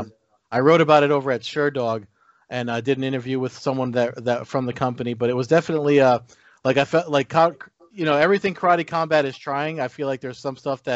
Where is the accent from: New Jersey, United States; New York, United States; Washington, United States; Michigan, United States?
New Jersey, United States; growing up where I grew up here in New Jersey